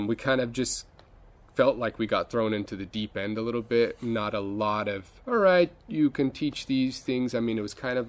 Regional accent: near Los Angeles, Southern California, United States; moved away as an adult; I guess I was lucky enough to go to a really good school district in Southern California. Not inside, I was near the LA area, but not in Los Angeles itself, and in a suburb

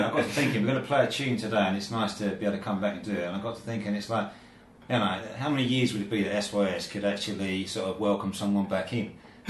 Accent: Kent, South East England, United Kingdom; moved away as an adult; also born or lived in Carshalton; now in Zhuhai, China

